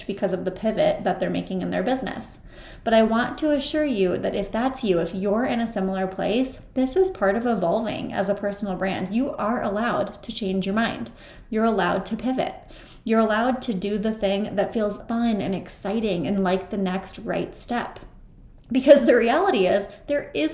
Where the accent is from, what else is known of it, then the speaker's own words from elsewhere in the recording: Mitchell, South Dakota, United States; my hometown of Mitchell, South Dakota